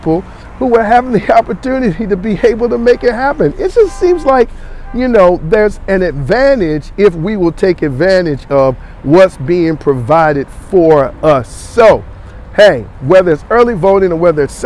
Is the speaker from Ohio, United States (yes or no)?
no; Gaston County, North Carolina, United States; I'm from Gaston, okay, but I work in Mecklenburg